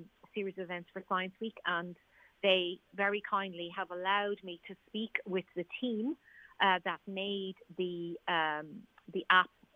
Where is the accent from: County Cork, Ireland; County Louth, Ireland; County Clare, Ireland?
County Louth, Ireland; Dundalk; my hometown of Dundalk